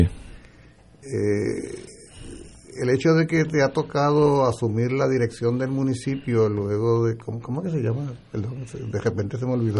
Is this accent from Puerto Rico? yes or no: yes; Arecibo, Puerto Rico; yo soy de Arecibo